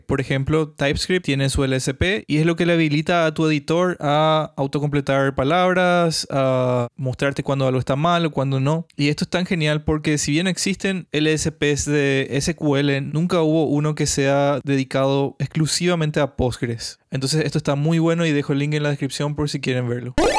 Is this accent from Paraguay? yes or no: yes; Paraguay; now in Brazil; soy un desarrollador de Paraguay, vivo en Brasil ahora mismo.